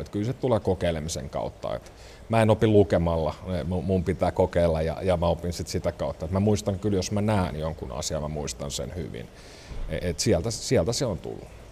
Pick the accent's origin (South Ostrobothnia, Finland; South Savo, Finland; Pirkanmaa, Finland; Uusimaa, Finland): Uusimaa, Finland; Järvenpää; moved away as an adult; now in Joensuu, Finland; järven päästä mä oon kotoisin